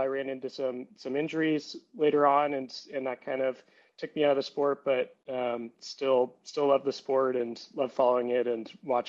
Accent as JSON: {"language": "English", "area": "Bay Area", "region": "California", "country": "United States", "tie": "born or raised there", "said": "I'm born and raised in the Bay Area in California"}